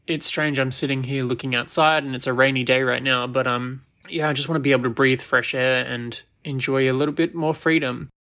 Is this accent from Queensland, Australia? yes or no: no; Sydney, New South Wales, Australia; moved away as an adult; now in New Jersey, United States; where my family lives, my home town, my home city